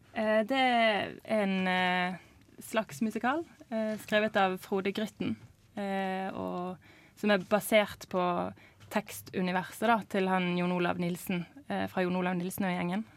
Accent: Bergen, Vestland, Norway; som bergenser sjøl

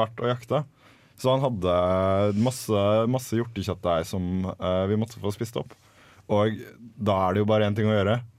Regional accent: Larvik, Vestfold, Norway; hjemme i Larvik nå, når mutter'n ser det og lager meg en matpakke

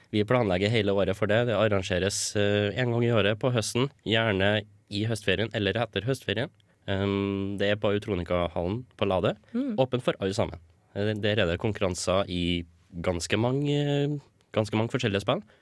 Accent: Stjørdal, Trøndelag, Norway; moved away as an adult; now in Trondheim, Norway; jeg kommer fra Stjørdal

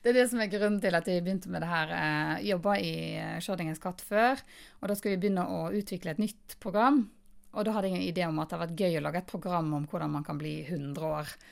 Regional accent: Florø, Vestland, Norway; Jeg er mm, fra Florø

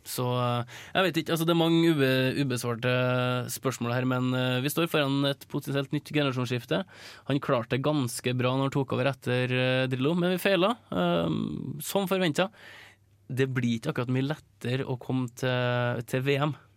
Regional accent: Norway; som nordmann

